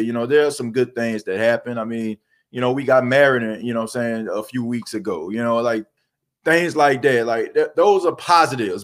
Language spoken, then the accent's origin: English; New Orleans, Louisiana, United States; growing up in New Orleans